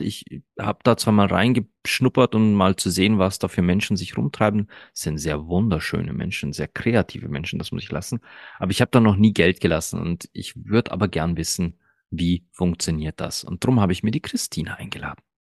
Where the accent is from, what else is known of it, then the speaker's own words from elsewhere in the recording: Austria; German is a second language; ich bin kein gebürtiger Österreicher. Nein. Und ich bin auch erst mit drei Jahren nach Österreich gekommen